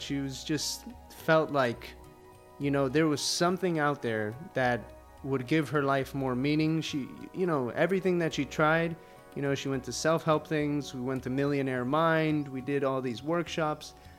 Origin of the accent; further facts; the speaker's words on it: Miami, Florida, United States; first language Spanish; English is a second language; also born or lived in Colombia; Most of the time I grew up in Miami, but I would be in Colombia every year, you know, like 4 months out of the year